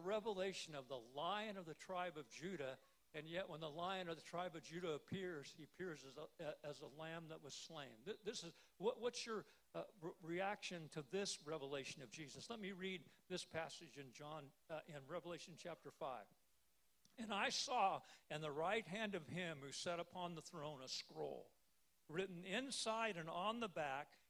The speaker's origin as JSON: {"language": "English", "town": "Salina", "region": "Kansas", "country": "United States", "tie": "born or raised there", "said": "I was home in my hometown of Salina, Kansas"}